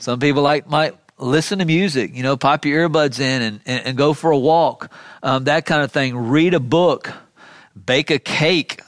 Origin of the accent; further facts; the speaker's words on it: Miami, Florida, United States; When I was a kid growing up in South Florida, in Miami